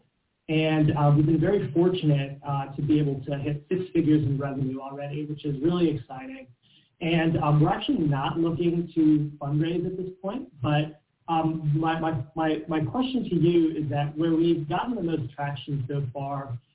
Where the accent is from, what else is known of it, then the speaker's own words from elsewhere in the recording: Washington, District of Columbia, United States; I'm from Washington, D.C.